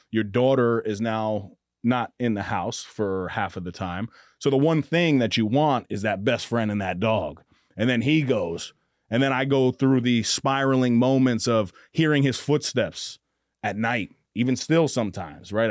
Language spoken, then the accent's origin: English; Mount Vernon, New York, United States; I grew up in Mount Vernon, New York